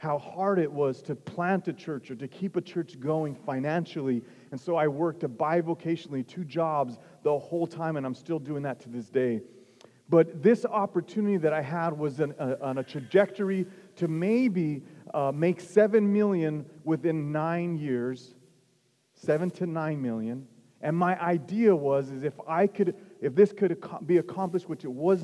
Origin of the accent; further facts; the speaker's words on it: northern New Mexico, United States; moved away; 37 years, lived in the same place